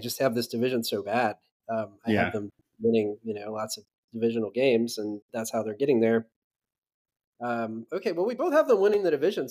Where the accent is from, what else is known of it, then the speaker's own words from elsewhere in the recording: Atlanta, Georgia, United States; I'm from Atlanta.